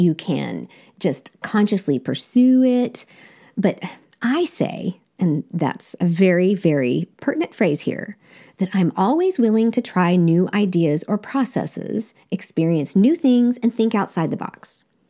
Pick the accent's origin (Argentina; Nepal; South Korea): South Korea; you would think that growing up in Korea that I would have this amazing sense of adventure when it comes to food